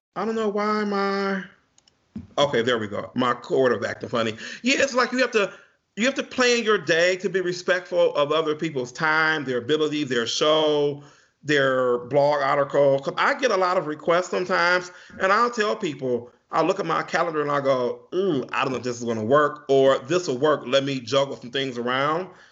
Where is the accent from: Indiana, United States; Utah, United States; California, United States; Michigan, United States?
Michigan, United States; Pontiac; also born or lived in Bloomfield, Michigan; I grew up in Pontiac, Michigan, which is about 10 minutes away from where I live at now